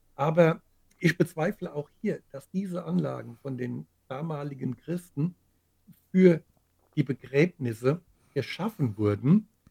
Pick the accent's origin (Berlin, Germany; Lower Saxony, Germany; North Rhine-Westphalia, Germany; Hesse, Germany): Hesse, Germany; Groß-Gerau; in meiner Heimatstadt Groß-Gerau